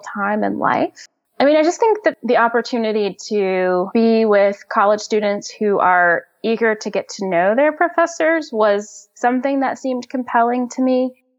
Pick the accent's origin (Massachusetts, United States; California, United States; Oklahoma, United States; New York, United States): Oklahoma, United States; Oklahoma City; also born or lived in Shawnee, Oklahoma; I grew up in Oklahoma City. And then when I was 10 years old, we moved to a city called Shawnee